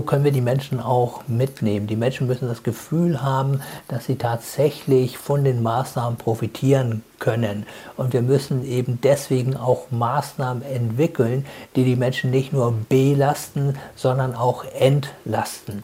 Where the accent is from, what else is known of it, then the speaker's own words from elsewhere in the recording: Germany; bei uns in Deutschland